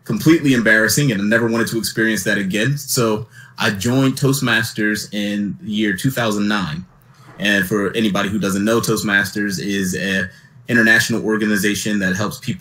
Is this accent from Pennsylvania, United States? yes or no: yes; Philadelphia, Pennsylvania, United States; I grew up in Philadelphia, Pennsylvania, born and raised